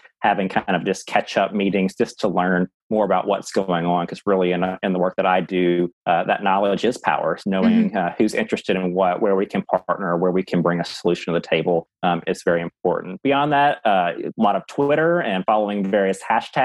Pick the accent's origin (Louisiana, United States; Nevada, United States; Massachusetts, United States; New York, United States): Louisiana, United States; I'm from Louisiana